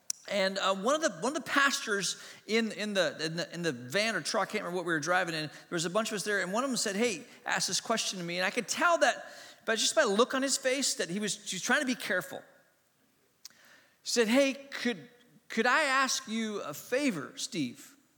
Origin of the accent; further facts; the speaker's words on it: Hong Kong; also born or lived in Asia; I grew up in Hong Kong. I was born in Hong Kong. I grew up in Asia. My mom and dad were missionaries.